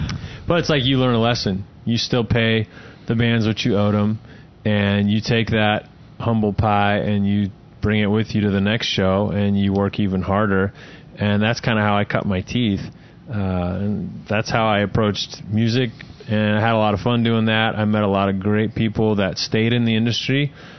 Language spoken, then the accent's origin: English; Salt Lake City, Utah, United States; now in Oklahoma City, United States; I grew up in Salt Lake City